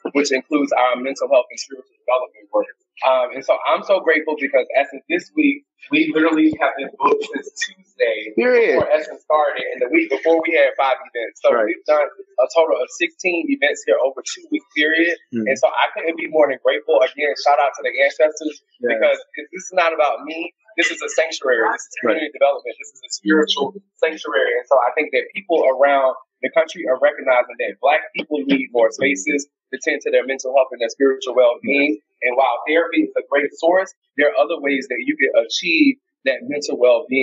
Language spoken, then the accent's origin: English; Deep South, United States; We grew up in the Deep South